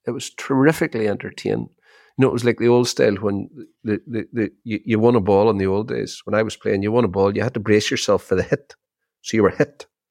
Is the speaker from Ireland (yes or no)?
yes; Ireland; We've had a massive resurgence here in Ireland in the Irish language